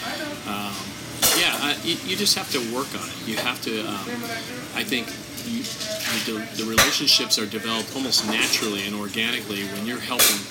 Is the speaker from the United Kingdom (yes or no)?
no; Ocean City, New Jersey, United States; moved away as an adult; now in Washington, United States; I grew up just outside Ocean City, New Jersey